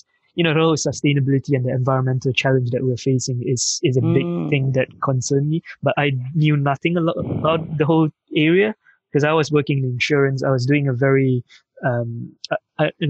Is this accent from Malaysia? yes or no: yes; Malaysia; moved away as an adult; now in United Kingdom; I'm from Malaysia. I grew up in Malaysia. I came to the UK 15 years ago. So I studied in university here